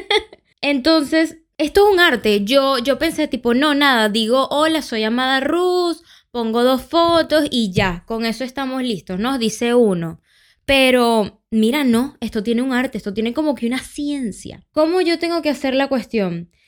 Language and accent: Spanish; Valencia, Carabobo, Venezuela; yo, de Mañongo